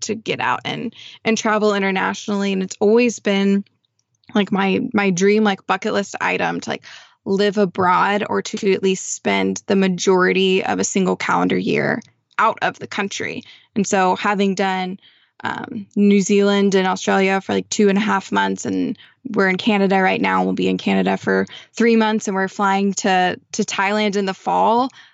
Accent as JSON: {"language": "English", "region": "Texas", "country": "United States", "tie": "born or raised there", "said": "growing up in Texas"}